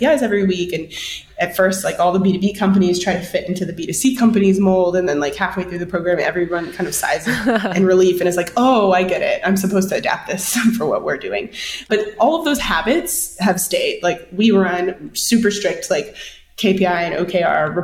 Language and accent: English; Victoria, Texas, United States; now in Austin, United States; I'm originally from Victoria, Texas, which is about 2.5 hours southeast of Austin